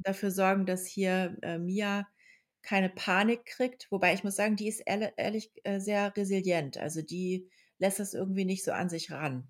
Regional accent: Lower Saxony, Germany; now in Berlin, Germany; das ist ja in Niedersachsen

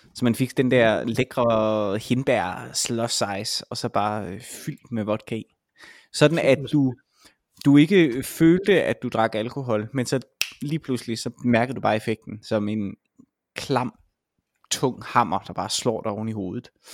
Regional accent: Vejle, Southern Denmark, Denmark; nu er jeg jo fra Vejle

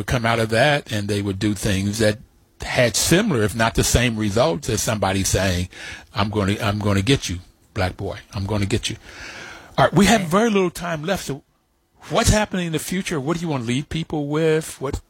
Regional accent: West Virginia, United States; the out-and-out racism that I saw in growing up in West Virginia.

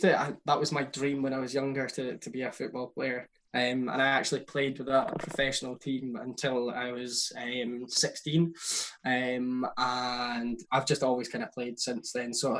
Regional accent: Aberdeen, Scotland, United Kingdom; I was born in Aberdeen

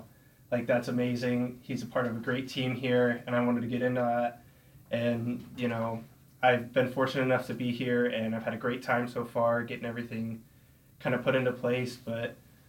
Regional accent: Harvard, Nebraska, United States; I'm originally from Harvard, Nebraska. It's a pretty small town. Not sure a lot of people have heard of it

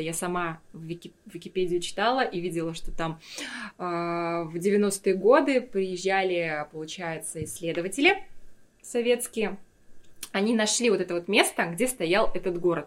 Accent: Yakutia, Sakha Republic, Russia; moved away as an adult; also born or lived in Moscow / Stockholm; Я всегда говорила, я из Якутии

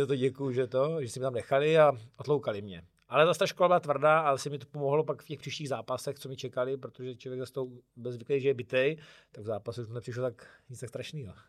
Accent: Czechia; jsem tam byl jako jediný Čech

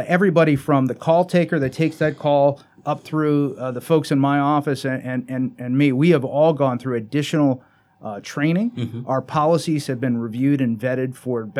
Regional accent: South Florida, United States; moved away as an adult; also born or lived in Broward County, Florida / Palm Beach County, Florida; now in Chesterfield County, United States; I grew up in South Florida

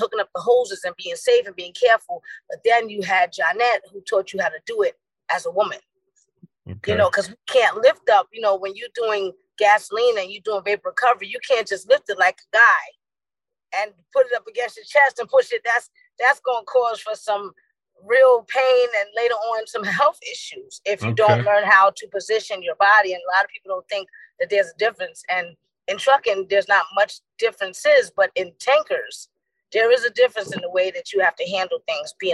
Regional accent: New York, United States; moved away; I'm born and raised in New York

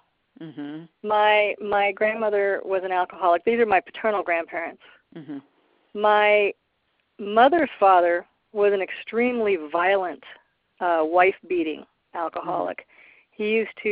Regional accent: Midwest, United States; I was raised in the Midwest by a very low-income family of addicts

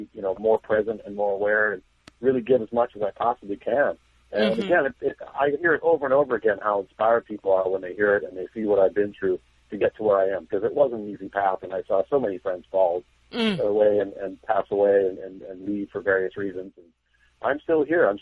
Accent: Canada; born or raised there; now in Los Angeles, United States

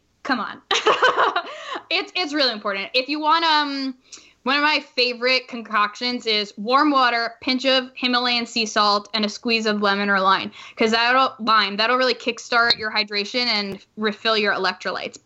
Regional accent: New York, United States; I'm from New York

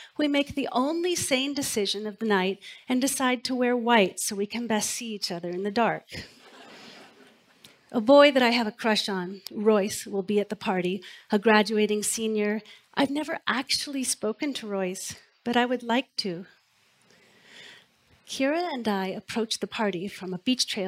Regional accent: Port Hadlock, Washington, United States; moved away; I've come back to my hometown to attend my granddad's funeral. I'm driving through the tiny town of my childhood, Port Hadlock

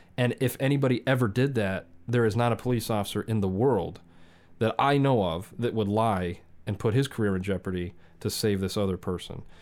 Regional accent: Southern California, United States; I grew up in Southern California

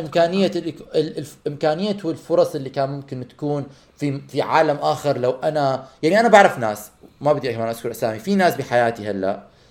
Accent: Amman, Amman Governorate, Jordan; moved away as an adult; also born or lived in Canada; لما انا طلعت من عمان ورحت عشت بكندا هاي فترة الخمس سنين

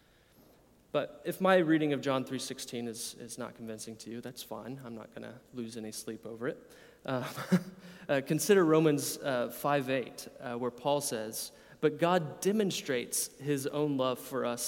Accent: United States; I'm an American from your accent. In my own American context

